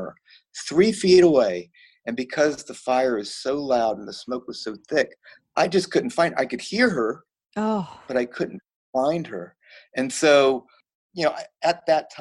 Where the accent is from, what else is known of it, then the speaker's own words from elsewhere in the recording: Virginia, United States; moved away as an adult; also born or lived in Florida; I'm a Virginia boy. So I grew up in Virginia.